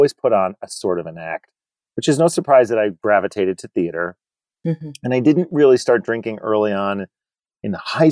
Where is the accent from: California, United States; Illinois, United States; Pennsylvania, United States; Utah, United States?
Pennsylvania, United States; Scranton; moved away as an adult; now in Rochester, United States; I grew up in Scranton, Pennsylvania